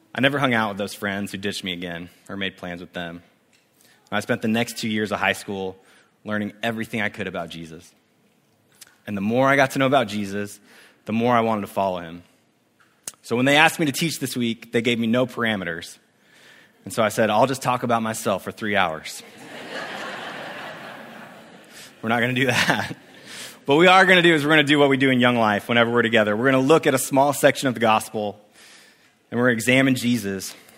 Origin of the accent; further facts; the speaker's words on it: Spokane, Washington, United States; moved away as an adult; also born or lived in Coeur d'Alene, Idaho / Columbia, South Carolina; now in Santa Barbara, United States; I grew up in Spokane, Washington, and I was an empty hurting high school kid